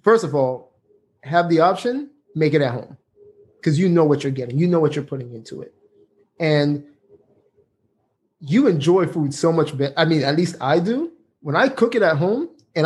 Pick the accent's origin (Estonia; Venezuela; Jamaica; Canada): Jamaica; excuse me for the way I say beer, I'm Jamaican